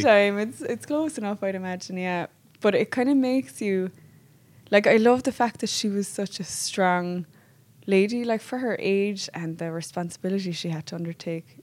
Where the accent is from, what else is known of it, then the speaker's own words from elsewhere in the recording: Bantry, Munster, Ireland; we're both from Bantry